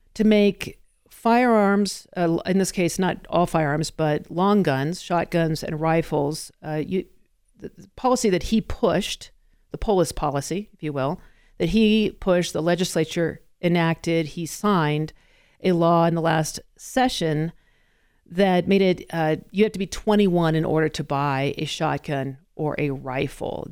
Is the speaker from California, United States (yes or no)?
no; Colorado, United States; I am in fact a Colorado native